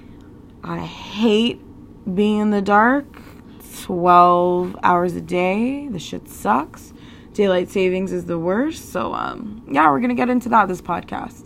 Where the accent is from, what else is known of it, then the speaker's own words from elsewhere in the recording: Canada; being a Canadian